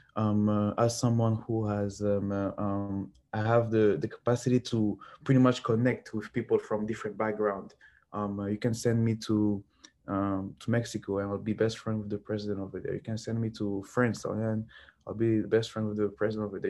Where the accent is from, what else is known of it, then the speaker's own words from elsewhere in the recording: Lubumbashi, Haut-Katanga, DR Congo; moved away; I am from Lubumbashi, which is a big mining town in the Democratic Republic of the Congo